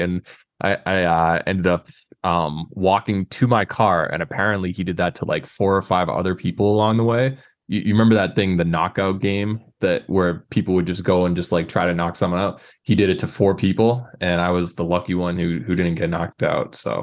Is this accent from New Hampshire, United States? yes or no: yes; New Hampshire, United States; I'm from New Hampshire